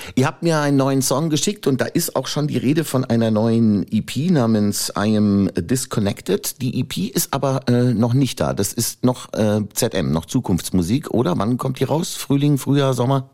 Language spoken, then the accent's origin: German; Upper Palatinate, Bavaria, Germany; bin ich Oberpfälzer